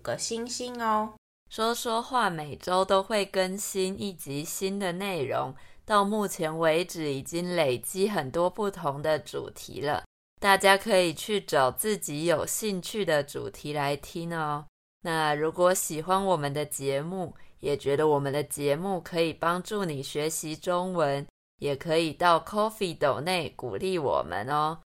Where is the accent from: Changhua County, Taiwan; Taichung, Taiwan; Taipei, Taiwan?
Taichung, Taiwan; 不然真的是一个假台中人